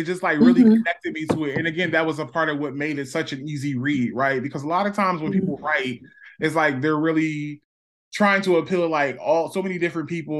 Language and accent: English; Philadelphia, Pennsylvania, United States; I actually didn't go to Germantown High, but I did grow up in Germantown